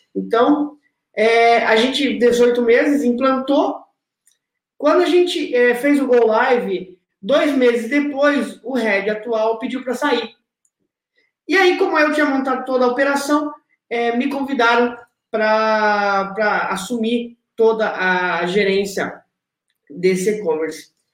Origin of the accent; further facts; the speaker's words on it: interior of Paraná, Brazil; also born or lived in Rio Grande do Sul / São Paulo; now in Rio de Janeiro, Brazil; eu vim de uma cidade do interior do Paraná